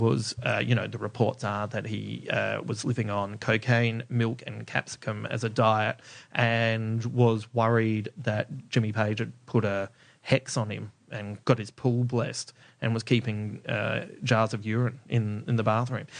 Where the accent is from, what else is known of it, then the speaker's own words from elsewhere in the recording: Adelaide, South Australia, Australia; I grew up in Adelaide